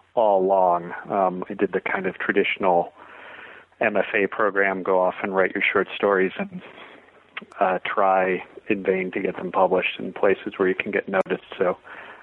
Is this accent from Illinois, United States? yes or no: yes; Northbrook, Illinois, United States; moved away as an adult; also born or lived in Chicago, Illinois / Lake Charles, Louisiana; I grew up in the Chicago suburbs and then went to school downstate, University of Illinois